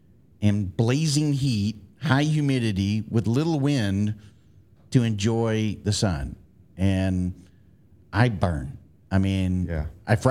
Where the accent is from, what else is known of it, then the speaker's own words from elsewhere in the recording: Florida, United States; I grew up in Florida